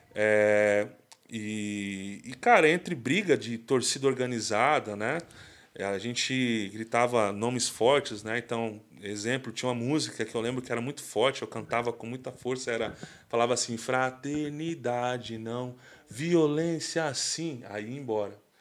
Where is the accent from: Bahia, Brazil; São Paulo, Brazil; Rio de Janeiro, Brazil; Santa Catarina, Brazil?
São Paulo, Brazil; Mauá; sou de Mauá, né? Minha Mauá querida